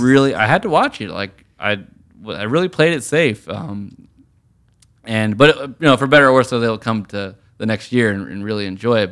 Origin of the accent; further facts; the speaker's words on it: Richmond, Virginia, United States; moved away; also born or lived in New York; being from Richmond in Virginia